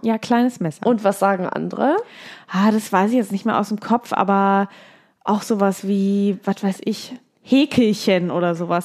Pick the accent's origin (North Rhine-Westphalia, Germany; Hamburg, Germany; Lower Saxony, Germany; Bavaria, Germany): Lower Saxony, Germany; Hanover; ich bin ja relativ lokal geblieben, ich bin hier in Hannover zur Schule gegangen, ich habe hier studiert